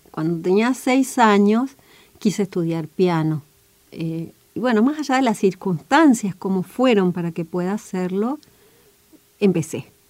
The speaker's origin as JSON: {"language": "Spanish", "town": "Federal", "region": "Entre Ríos", "country": "Argentina", "tie": "born or raised there", "said": "yo soy de Federal, que está en el centro norte de la provincia de Entre Ríos, es una zona de monte, de monte cerrado, para mí de una enorme belleza, muy, muy, muy agreste"}